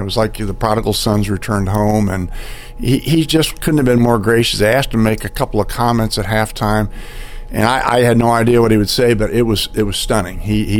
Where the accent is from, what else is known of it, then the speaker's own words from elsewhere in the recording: Indianapolis, Indiana, United States; I was growing up in Indianapolis. I lived on the near north side